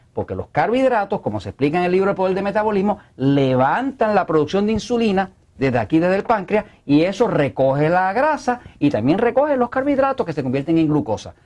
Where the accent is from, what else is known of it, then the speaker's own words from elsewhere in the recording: Puerto Rico; acá en Puerto Rico no hablamos español, acá hablamos spanglish